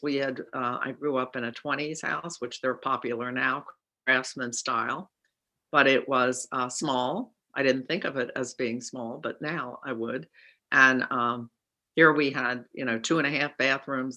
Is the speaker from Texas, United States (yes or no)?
no; Cranbury, New Jersey, United States; also born or lived in Collingswood, New Jersey; I won't know anybody in my hometown